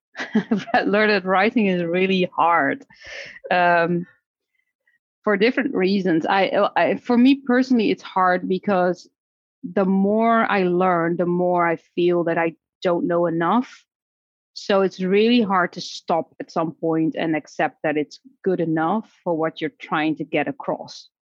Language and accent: English; Netherlands; moved away as an adult; also born or lived in Mexico / Seattle; I was born in the Netherlands, and my career started there as a speech therapist